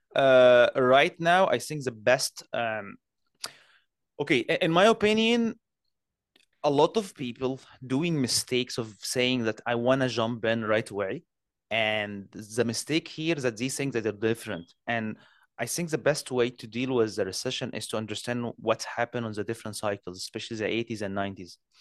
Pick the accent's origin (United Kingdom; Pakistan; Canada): Canada; I'm a Canadian